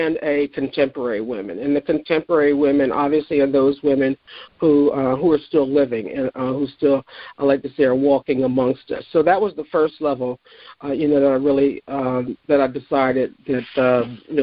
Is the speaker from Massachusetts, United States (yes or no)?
no; Philadelphia, Pennsylvania, United States; being a Philadelphian